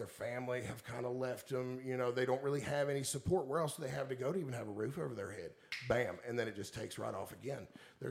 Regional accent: Woodford County, Kentucky, United States; growing up in Woodford County

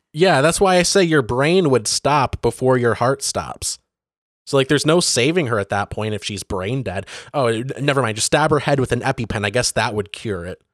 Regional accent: Benzie County, Michigan, United States; Benzie, the, the county that I grew up

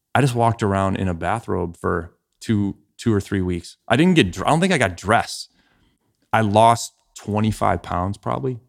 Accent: Ohio, United States; moved away as an adult; also born or lived in Chicago; I grew up in Ohio

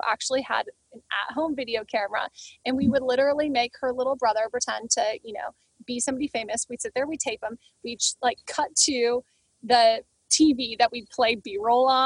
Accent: Grand Rapids, Michigan, United States; moved away as an adult; now in Los Angeles, United States; I was born and raised in Grand Rapids, Michigan

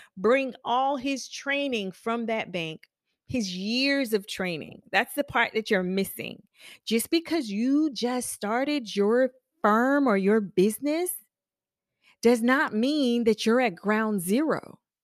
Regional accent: Charleston, South Carolina, United States; moved away as an adult; now in Charlotte, United States; I'm from Charleston. South Carolina. I've been living in Charlotte for almost

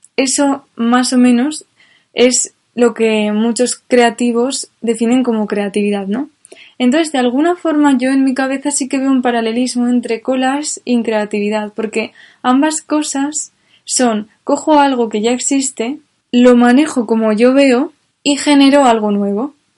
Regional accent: Spain; yo como soy española

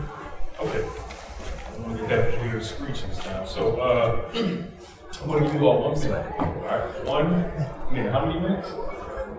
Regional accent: Detroit, Michigan, United States; From Detroit, I grew up on the northwest side of Detroit

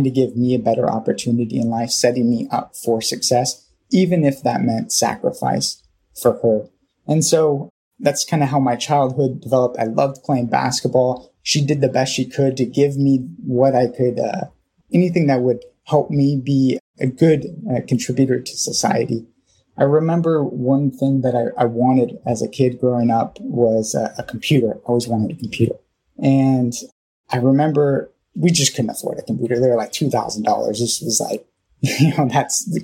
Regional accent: Thousand Oaks, California, United States; also born or lived in Norwalk, California; we moved up to a place called Thousand Oaks, California, when I was about 5 or 6. And so I started kindergarten there in that area

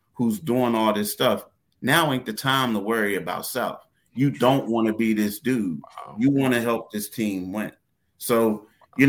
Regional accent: Philadelphia, Pennsylvania, United States; we're from Philly

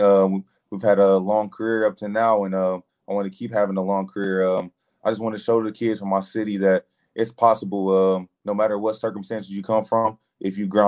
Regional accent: Columbus, Ohio, United States; I was in my hometown. I had a lot of family there

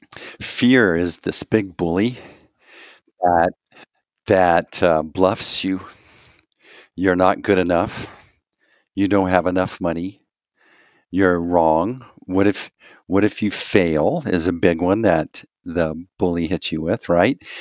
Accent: Texas, United States; I'm from Texas

